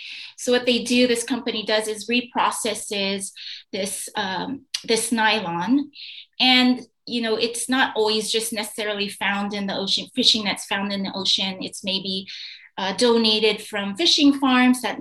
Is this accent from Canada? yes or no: no; United States; now in Bali, Indonesia; I'm an American living on this island